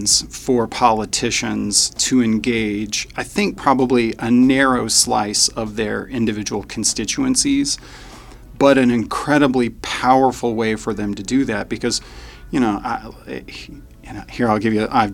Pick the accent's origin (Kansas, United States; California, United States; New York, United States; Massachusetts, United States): Kansas, United States; Wichita; I grew up in Wichita. We moved here when I was a kid.